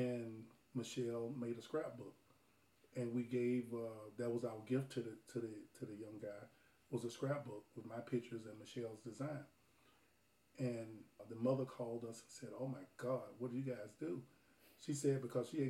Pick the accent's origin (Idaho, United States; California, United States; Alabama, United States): Alabama, United States; I grew up in Alabama